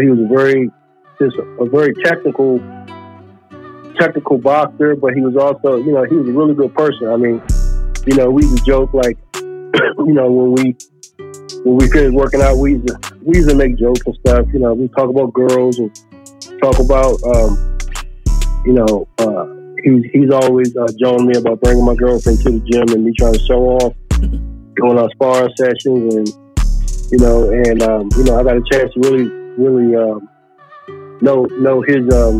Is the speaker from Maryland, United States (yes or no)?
yes; Palmer Park, Maryland, United States; moved away as an adult; now in Charlotte, United States; I grew up in Palm Park